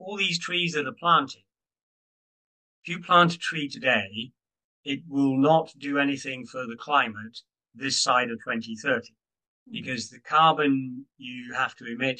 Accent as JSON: {"language": "English", "country": "United Kingdom", "said": "I'm a Brit. I'm not US."}